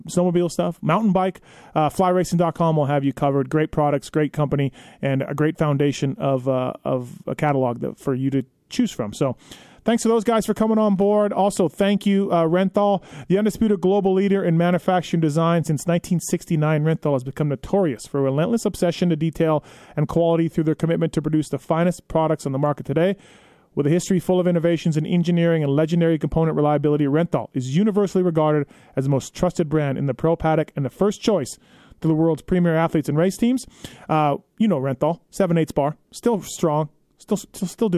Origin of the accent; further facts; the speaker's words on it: Canada; now in United States; my home country of Canada